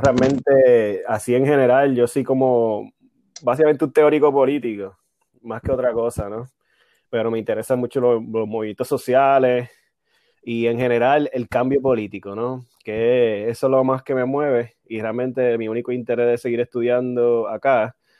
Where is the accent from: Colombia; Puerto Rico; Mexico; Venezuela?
Puerto Rico; Aguadilla; moved away; soy de Aguadilla.